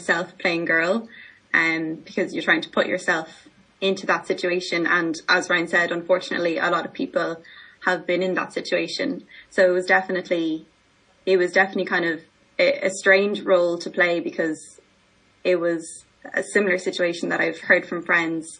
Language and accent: English; Ireland; as Irish women